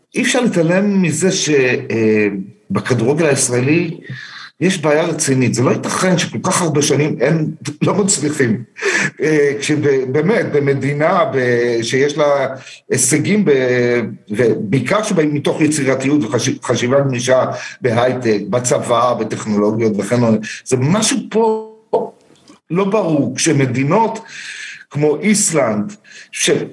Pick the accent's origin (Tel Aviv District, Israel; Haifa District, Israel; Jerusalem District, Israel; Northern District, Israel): Tel Aviv District, Israel; Herzliya; moved away as an adult; now in Beersheba, Israel; אני גדלתי, נולדתי בתל אביב, גדלתי בהרצליה, הגעתי לבאר שבע לפני 25 שנה בערך